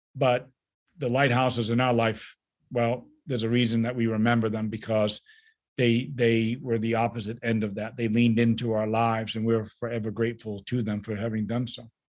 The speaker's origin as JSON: {"language": "English", "region": "New England", "country": "United States", "moved": "yes", "lives_now": "Midwest, United States", "said": "I'm from New England"}